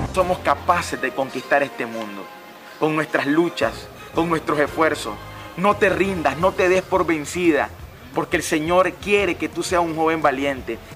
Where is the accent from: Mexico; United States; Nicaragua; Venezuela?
Nicaragua; San Isidro, Matagalpa; los alcohólicos de mi pueblo